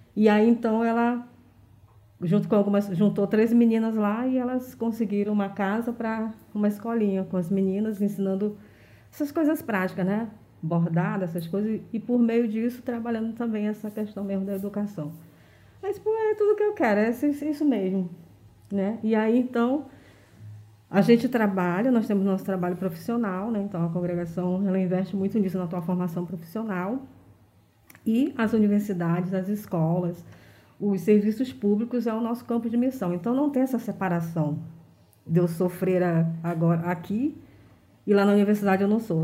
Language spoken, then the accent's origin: Portuguese; Manaus, Amazonas, Brazil; eu sou de um bairro de periferia, eu sou da Compensa, né? Sempre morei na Compensa